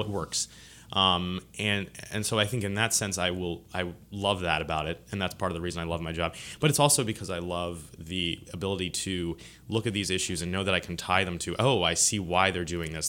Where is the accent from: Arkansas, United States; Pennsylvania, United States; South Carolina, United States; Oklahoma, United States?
Pennsylvania, United States; Lancaster; now in Baton Rouge, United States; I grew up in, uh, Lancaster, Pennsylvania